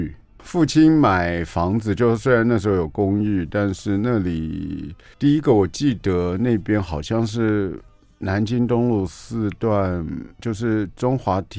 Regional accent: Taipei, Taiwan; 我就是东区啊，我就是东区小孩，

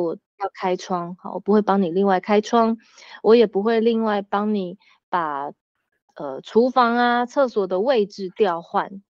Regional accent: Taiwan; moved away as an adult; now in France; 我那时候回台湾的时候，我只有带弟弟

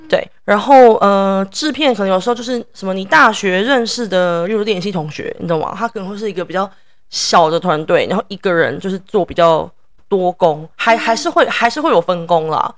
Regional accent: Taiwan; moved away as an adult; now in New York, United States; 因为我在台湾长大，在台湾念大学

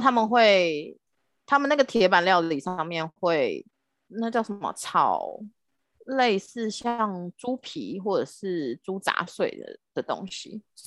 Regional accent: Philippines; also born or lived in Manila; now in Taiwan; 我是在菲律宾长大的

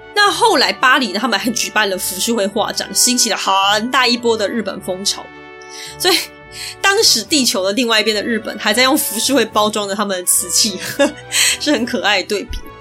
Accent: Taiwan; 我是台湾人

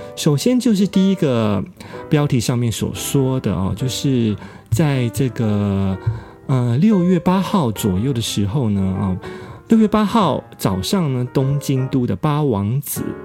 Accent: Taiwan; now in Japan; 我们台湾人，呃，注在日本的台湾人

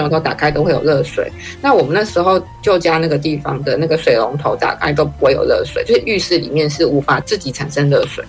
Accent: Keelung, Taiwan; 对我来说，是我小时候就住在那里

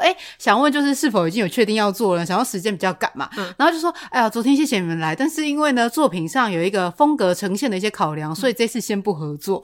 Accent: Taiwan; first language Taiwanese Hokkien; Chinese is a second language; 我身为一个台湾人

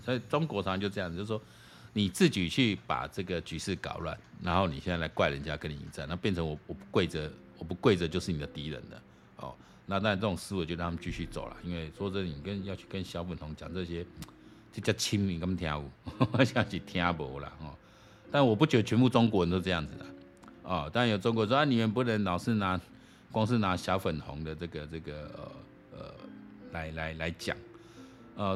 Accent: Taiwan; 我们台湾人

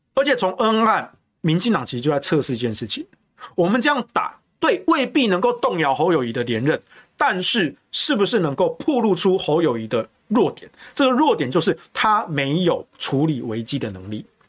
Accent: Taichung, Taiwan; now in Taipei, Taiwan; 我不是新北人啊，我是台中人，但我住台北

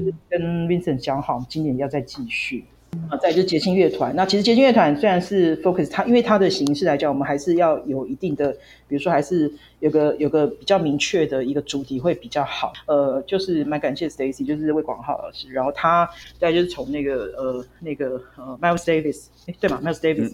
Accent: Taichung, Taiwan; moved away; 我是台中人嘛，我就回台中休息这样

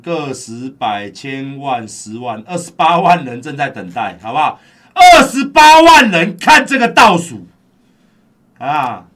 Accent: Taiwan; 我们台湾人

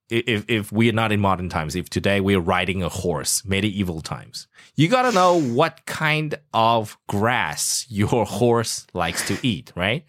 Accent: South Africa; moved away; I grew up in South Africa

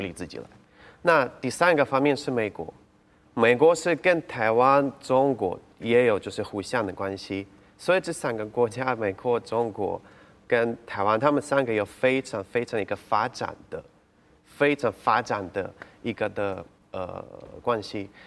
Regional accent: Kyiv, Ukraine; Chinese is a second language; moved away as an adult; also born or lived in Odesa, Ukraine; now in Taiwan; 我在奥德萨是乌克兰的最大的南部的城市出生的，然后我满七岁的时候，我们只整个家都搬去乌克兰的首都基辅

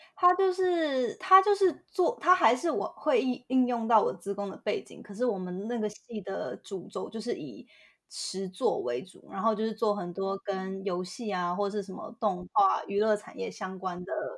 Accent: Hualien, Hualien County, Taiwan; moved away as an adult; now in San Francisco, United States; 我是台湾，台湾就是土生土长的花莲人

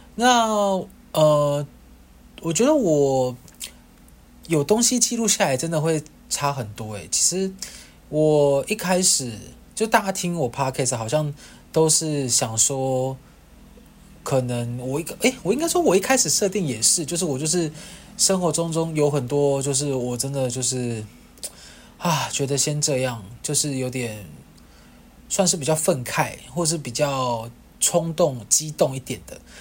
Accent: Kaohsiung, Taiwan; moved away; 反正高雄也是我的故乡啊

